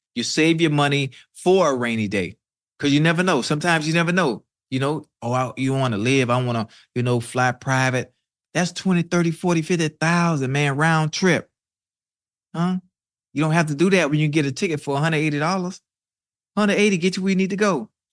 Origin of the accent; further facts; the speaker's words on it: Miami, Florida, United States; I'm from Miami